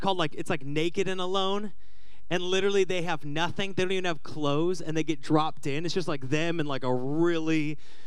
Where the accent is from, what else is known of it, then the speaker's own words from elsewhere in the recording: Washington, United States; moved away; I grew up in Washington